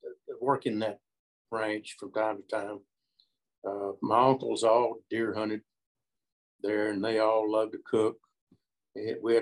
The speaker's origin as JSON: {"language": "English", "town": "Franklin", "region": "Texas", "country": "United States", "tie": "born or raised there", "said": "I grew up in a small town in central Texas, Franklin, Texas"}